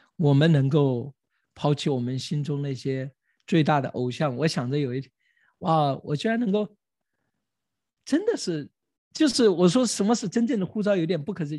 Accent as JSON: {"language": "Chinese", "country": "China", "said": "我们中国人"}